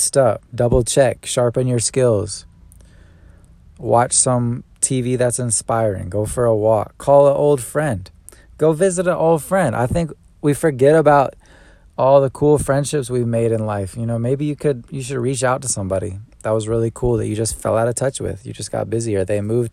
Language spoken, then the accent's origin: English; California, United States; now in Atlanta, United States; I'm from Cali?